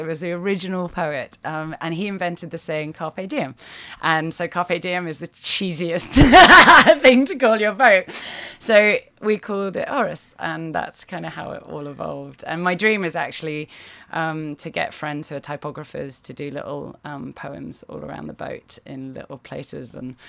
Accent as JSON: {"language": "English", "country": "United Kingdom", "also_born_or_lived": "Australia", "moved": "as an adult", "lives_now": "London, United Kingdom", "said": "I used to live in Australia, so I'm British originally, but I was living out in Australia and we lived on the beach."}